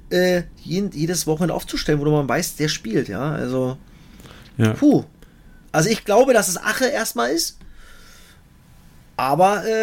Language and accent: German; eastern Germany, Germany; Als Ossi würde ich sagen Rebiger.